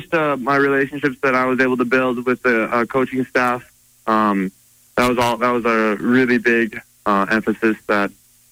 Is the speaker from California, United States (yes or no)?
no; Butte, Montana, United States; It's a good question for kids growing up in Butte